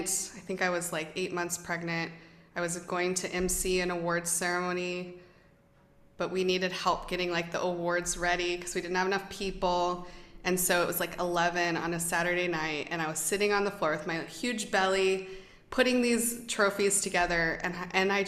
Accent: United States; I'm American

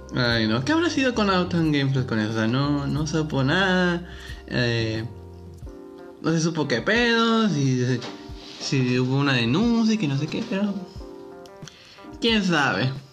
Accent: Reynosa, Tamaulipas, Mexico; yo nací aquí en Reynosa, en una ciudad fronteriza

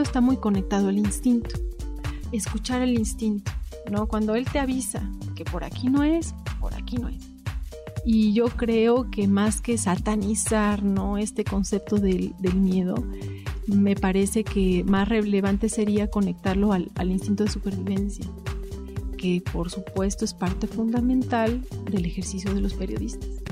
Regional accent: Puebla, Mexico; moved away as an adult; now in Switzerland; yo nací en Puebla

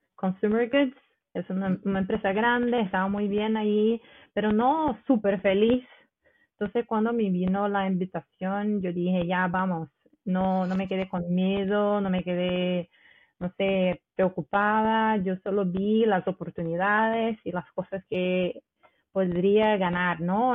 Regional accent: Rio de Janeiro, Brazil; Spanish is a second language; moved away as an adult; now in Stavanger, Norway; soy de Río, de Río de, de Janeiro

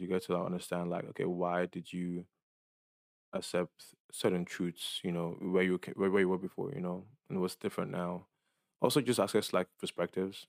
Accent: Dallas, Texas, United States; moved away as an adult; now in San Francisco, United States; I felt like Dallas was too small.

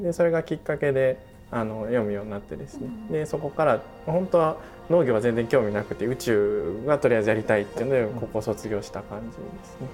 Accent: Shigaraki, Shiga, Japan; moved away; also born or lived in Nagoya; 出身は兄弟なんで一緒なんですけど。はいはいえっと、滋賀県の信楽町ってあのタヌキの置物が有名なところ

